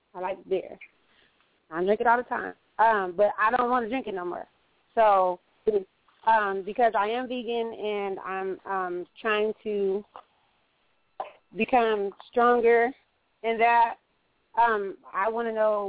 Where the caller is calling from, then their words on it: Phoenix, Arizona, United States; I'm calling from Phoenix.